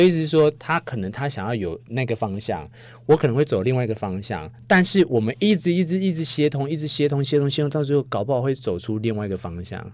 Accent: Taiwan; 我们台湾人

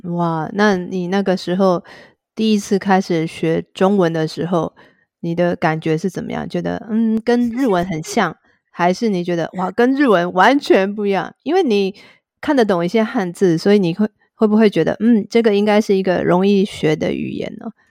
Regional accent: Taiwan; 如果是台湾人的话，我们会觉得哇，好厉害哦

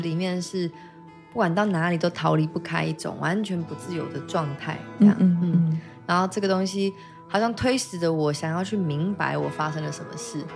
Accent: Taiwan; 我来自这里真好

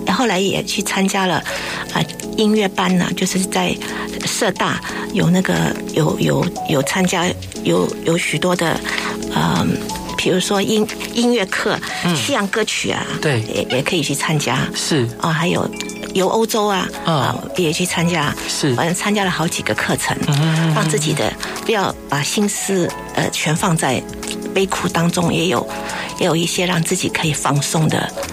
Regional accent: Hong Kong; now in Taipei, Taiwan; 我小时候住在香港，嗯。出生长大在那里，每天就是对着那个海啊

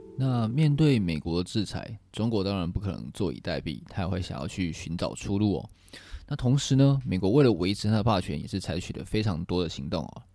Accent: Taiwan; 作为一个台湾人

